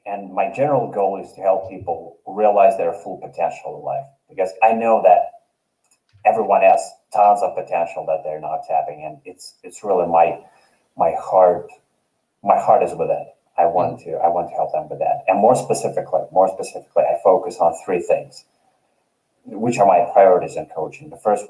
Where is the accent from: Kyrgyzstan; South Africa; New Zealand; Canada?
Kyrgyzstan; English is a second language; Actually half of, I am 1/8 Polish and 1/4, I come from Kyrgyzstan.